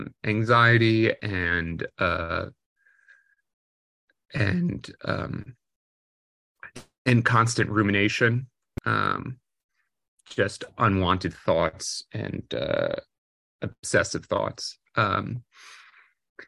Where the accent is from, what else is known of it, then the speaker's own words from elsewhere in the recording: Maplewood, New Jersey, United States; also born or lived in New York; I was born in New York, but grew up in a suburb of New York, in New Jersey, called Maplewood, New Jersey